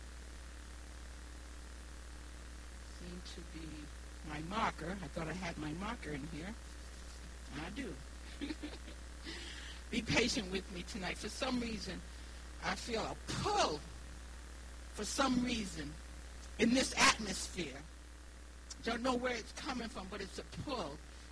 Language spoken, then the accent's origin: English; Rhode Island, United States; accent: New England; moved away as an adult; now in Florida, United States; My accent is from New England. I was born and raised in Rhode Island, so I do have a little bit of an accent, even though I have left home at the early age of 18